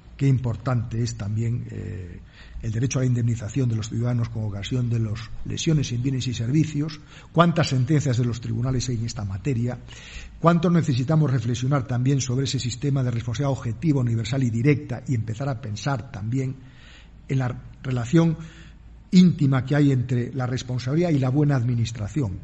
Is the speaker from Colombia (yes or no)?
no; Spain; en mi país la Constitución española